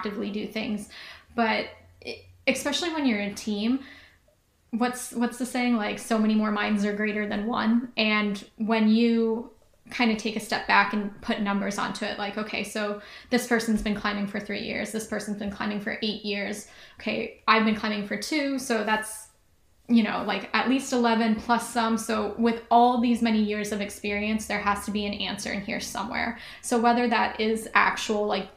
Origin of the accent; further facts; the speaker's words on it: Ohio, United States; I was from Ohio, which is like sea level